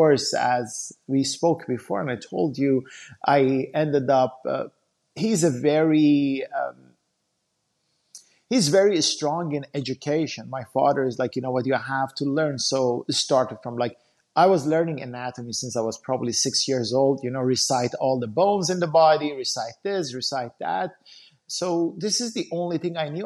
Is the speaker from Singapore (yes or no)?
no; Iran; moved away; I grew up back in Iran